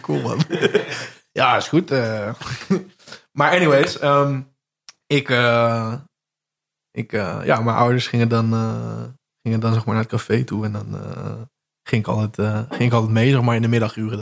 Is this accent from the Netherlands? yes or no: yes; Zevenbergen, North Brabant, Netherlands; accent: Brabants; wij spreken in, uh, in Zevenbergen